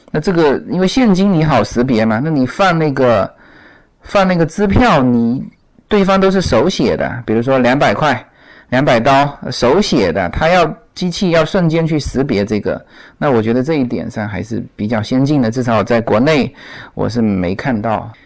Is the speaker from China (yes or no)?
yes; China; now in United States; 对于我们中国人来说